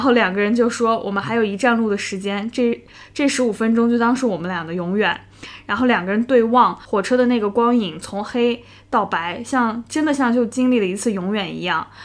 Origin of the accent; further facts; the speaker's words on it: China; 作为中国人